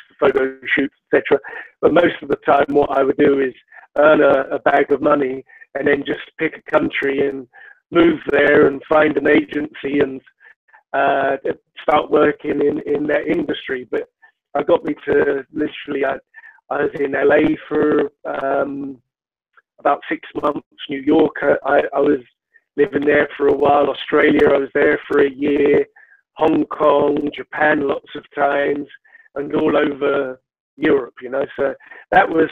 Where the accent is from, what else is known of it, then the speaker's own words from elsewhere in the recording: London, United Kingdom; now in Edinburgh, United Kingdom; I was born in London